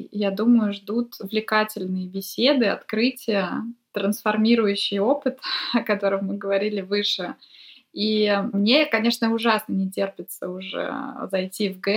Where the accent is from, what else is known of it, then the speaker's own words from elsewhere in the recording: Vladivostok, Primorsky Krai, Russia; now in Saint Petersburg, Russia; Я приехала из Владивостока два года назад. Я сейчас нахожусь в Петербурге.